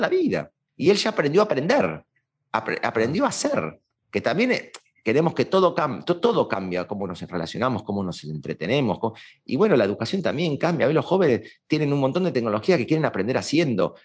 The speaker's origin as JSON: {"language": "Spanish", "country": "Argentina"}